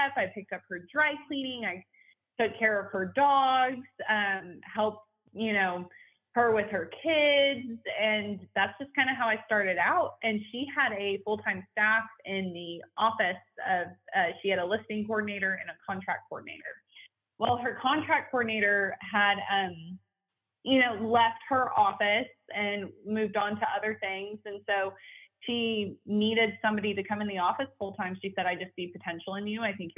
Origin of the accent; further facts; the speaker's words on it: Edmond, Oklahoma, United States; also born or lived in Wichita Falls, Texas; I have lived in Edmond, Oklahoma pretty much all of my life, but I am from Wichita Falls, Texas